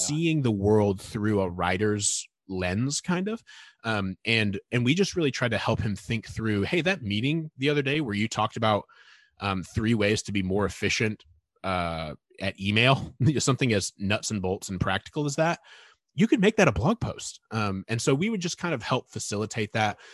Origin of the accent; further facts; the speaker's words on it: Northern Indiana, United States; moved away; growing up in Northern Indiana